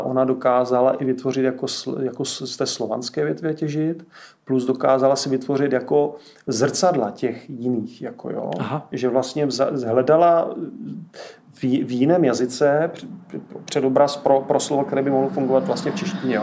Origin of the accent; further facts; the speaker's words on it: Moravia, Czechia; já jsem z Moravy